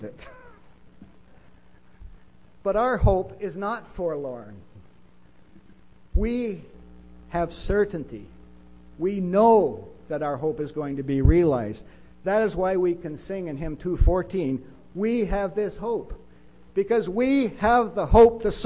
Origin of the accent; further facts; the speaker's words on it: Winnipeg, Manitoba, Canada; I grew up in Winnipeg, and it's a great city